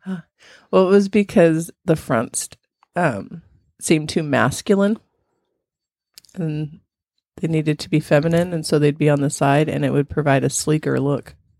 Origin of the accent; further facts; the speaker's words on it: California, United States; I grew up in California, but it was hot